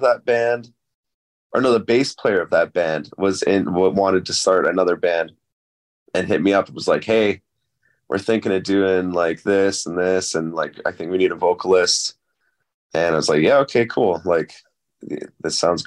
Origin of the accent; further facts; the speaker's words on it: Cranbrook, British Columbia, Canada; also born or lived in Kelowna, British Columbia / Vancouver, British Columbia; I was born in Cranbrook. It's in British Columbia in Canada. Mm-hmm. And I was raised there, kind of. I only lived there until I was about 11 or 12. And then I grew up, like, was raised in Kelowna